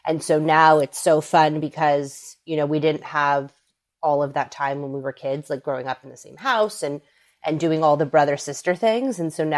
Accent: Los Angeles, California, United States; moved away as an adult; now in New York, United States; So I am a New Yorker. Now, I'm originally from LA, but I've been in New York for the last 11 years. I came here for school, and once I was done, I decided New York was going to be home.

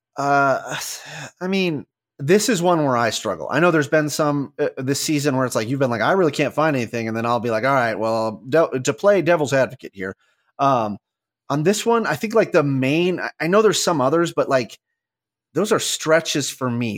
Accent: Southwest, United States; growing up in the Southwest

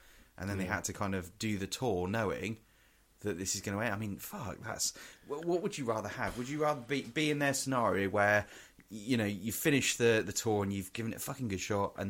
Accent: England, United Kingdom; we're from England and all this kind of stuff.

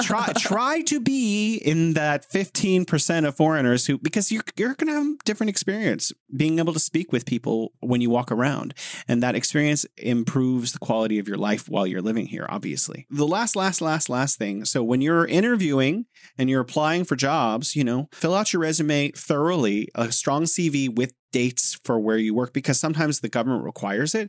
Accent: United States; moved away as an adult; now in Beijing, China; I'm American

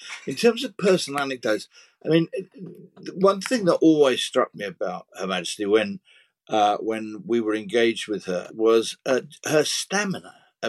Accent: United Kingdom; And being British, of course, we didn't run out of pims. We ran out of tea.

